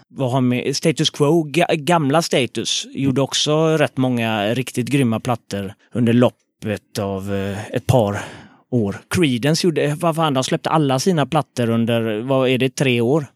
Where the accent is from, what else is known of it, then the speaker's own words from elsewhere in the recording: Gothenburg, Västra Götaland, Sweden; Frölunda, eh, Västra Frölunda, Fiskebäck